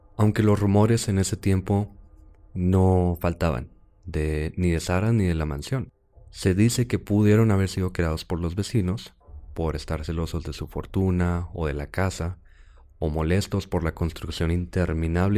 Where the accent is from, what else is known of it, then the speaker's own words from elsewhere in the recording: Chihuahua, Mexico; No somos de Juárez, somos de Chihuahua